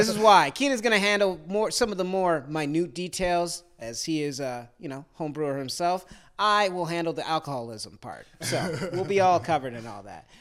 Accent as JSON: {"language": "English", "region": "upstate New York", "country": "United States", "tie": "born or raised there", "said": "growing up in New York"}